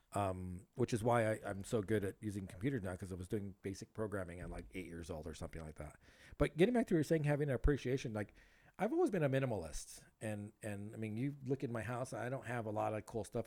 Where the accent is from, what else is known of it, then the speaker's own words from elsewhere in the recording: South Gate, California, United States; also born or lived in Huntington Park, California; I grew up in Southgate